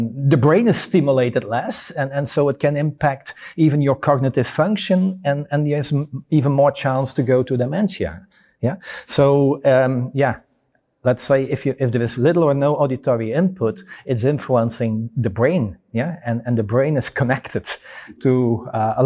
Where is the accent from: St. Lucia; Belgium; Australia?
Belgium; I come from Belgium